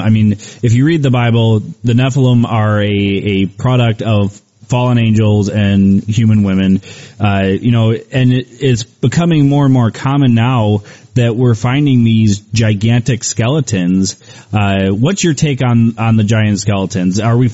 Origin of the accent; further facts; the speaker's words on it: Cleveland, Ohio, United States; I'm originally from Cleveland, Ohio.